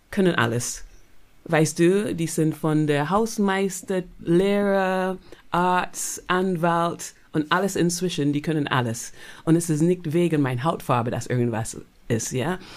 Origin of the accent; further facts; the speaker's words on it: Barbados; German is a second language; Weißt du, ich bin aufgewachsen auf Barbados. Das hat 90 Prozent schwarze Leute.